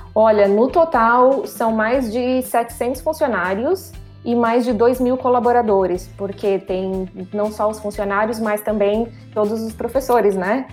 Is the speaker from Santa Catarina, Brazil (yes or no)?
yes; Criciúma, Santa Catarina, Brazil; moved away as an adult; also born or lived in Miami; sou de Criciúma, Santa Catarina, no sul do país.